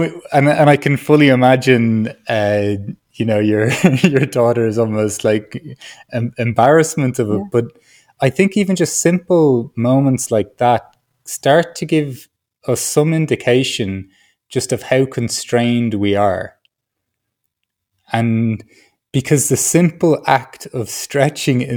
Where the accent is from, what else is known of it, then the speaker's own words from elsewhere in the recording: Ireland; I grew up in Ireland